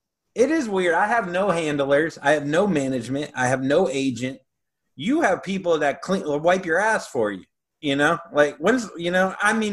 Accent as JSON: {"language": "English", "region": "Florida", "country": "United States", "tie": "born or raised there", "said": "So I would consider it definitely the South, especially where we grew up. If you went 10 miles away from the beach, you're in orange groves."}